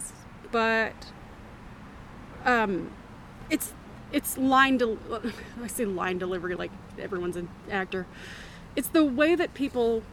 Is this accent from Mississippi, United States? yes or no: no; Memphis, Tennessee, United States; I grew up in Memphis